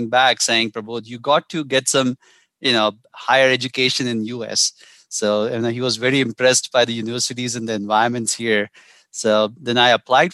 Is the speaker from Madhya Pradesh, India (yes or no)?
yes; Indore, Madhya Pradesh, India; moved away as an adult; now in Colorado, United States; there's a small town there, Indore, and I'm from there. All my childhood education, everything happened there